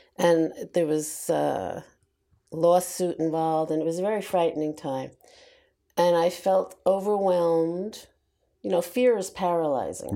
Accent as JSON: {"language": "English", "region": "New York", "country": "United States", "tie": "born or raised there", "said": "I was born and raised in New York"}